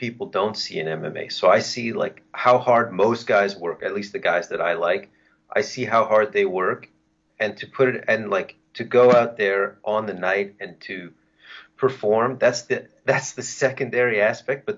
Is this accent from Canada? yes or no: yes; Canada; as a Canadian